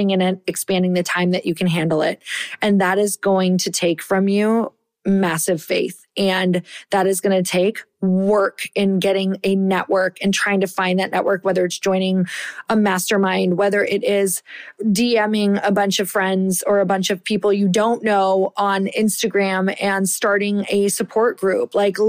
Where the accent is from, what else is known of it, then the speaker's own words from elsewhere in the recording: Michigan, United States; I am from Upper Michigan. I am like a badass because I survived those winters.